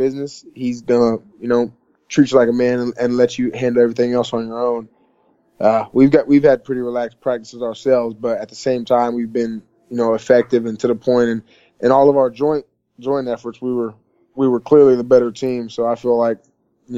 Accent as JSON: {"language": "English", "town": "Tampa", "region": "Florida", "country": "United States", "said": "I'm from Tampa"}